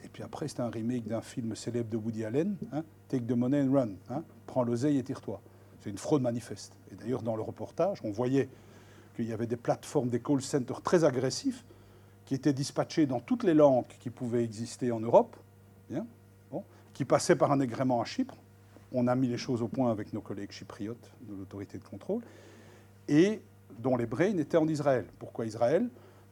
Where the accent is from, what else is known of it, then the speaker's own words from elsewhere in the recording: Belgium; on est belge